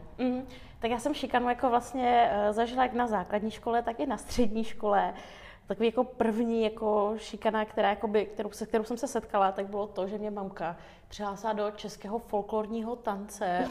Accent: Frýdek-Místek, Moravian-Silesian Region, Czechia; also born or lived in Yerevan, Armenia / Moscow, Russia; pak jsme se ostěhovali do Frýdku místku eh, za mojí tetou

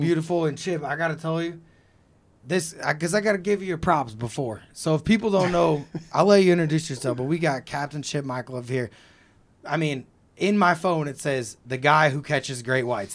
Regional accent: Missouri, United States; I'm from Missouri

